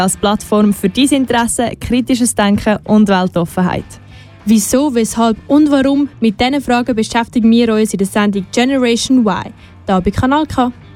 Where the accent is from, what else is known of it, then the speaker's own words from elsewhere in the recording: Zurich, Switzerland; Als Zürcher